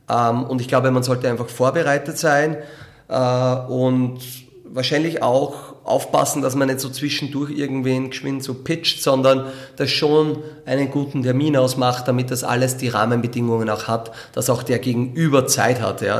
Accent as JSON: {"language": "German", "town": "Linz", "region": "Upper Austria", "country": "Austria", "tie": "born or raised there", "said": "Ja, na, das ist äh, Linz natürlich meine Heimatstadt und Sport gehört dazu."}